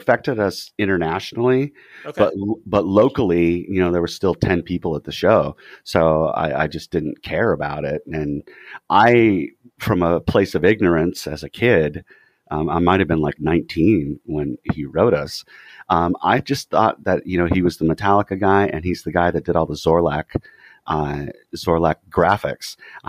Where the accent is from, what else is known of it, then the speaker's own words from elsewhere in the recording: California, United States; Even though we come from Orange County, we're all like poor apartment dweller kids